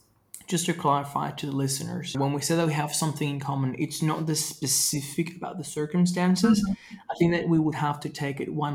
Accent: Venezuela; My experience growing up in Venezuela was really interesting because there was a lot of like social, political, and economic change.

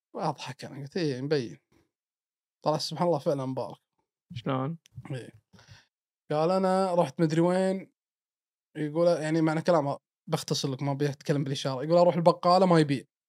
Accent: Kuwait; انا من الكويت

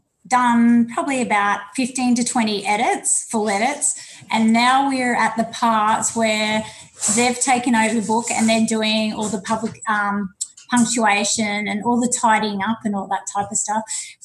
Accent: Ipswich, Queensland, Australia; I came back and I settled back in my hometown, Ipswich, where in 1995 I opened up my own business.

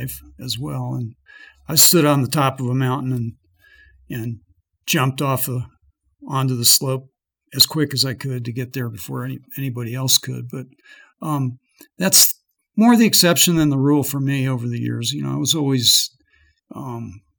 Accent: Colorado, United States; I'm from Colorado, where most powder slopes can kill you pretty easily

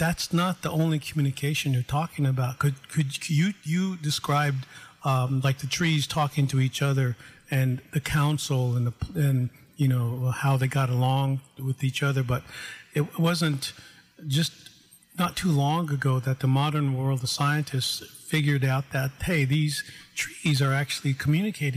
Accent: South Dakota, United States; where I grew up in South Dakota

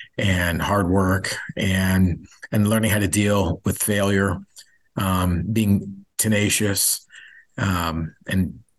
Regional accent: Saudi Arabia; As a kid, I was very lucky. I grew up in Saudi Arabia. My dad was an oil and gas engineer for Aramco.

